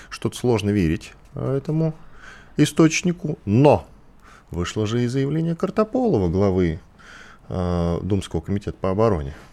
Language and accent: Russian; Ural, Russia; born there; also born or lived in Kamchatka / Volgograd; Родился вообще на Урале, потом жил на Камчатке, потом в Волгограде.